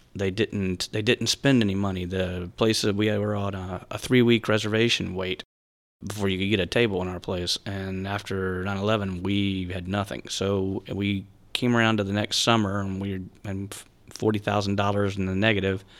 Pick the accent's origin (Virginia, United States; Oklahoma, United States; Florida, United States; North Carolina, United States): Florida, United States; Tampa; also born or lived in Winter Park, Florida; born and raised on Davis Island, South Tampa.